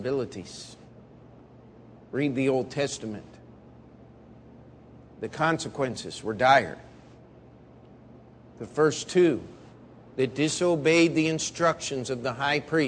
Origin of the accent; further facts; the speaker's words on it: Baltimore, Maryland, United States; moved away as an adult; also born or lived in Missouri; I'm from Baltimore, Maryland, but I came to go to Baptist Bible College and studying for the ministry